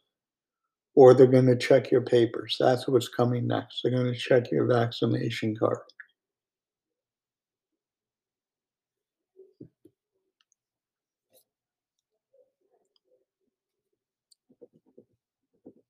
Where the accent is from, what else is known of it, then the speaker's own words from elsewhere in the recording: Virginia, United States; my home state of Virginia